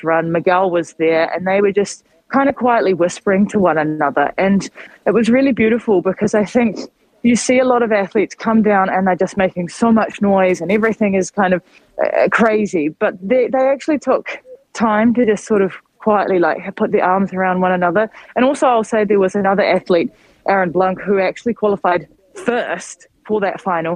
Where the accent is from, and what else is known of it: New Zealand; moved away